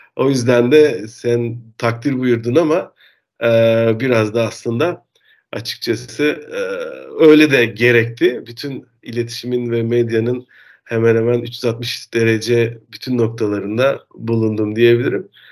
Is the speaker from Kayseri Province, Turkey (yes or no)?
no; Denizli, Turkey; moved away as an adult; also born or lived in Istanbul; now in Netherlands; ben Türk'üm. Denizli'de doğdum. Denizli'de lise eğitiminin ardından İstanbul'a üniversite için geldim